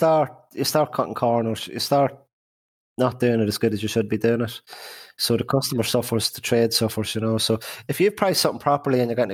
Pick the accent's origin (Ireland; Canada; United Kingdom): Ireland; moved away as an adult; also born or lived in Boston; we're Irish.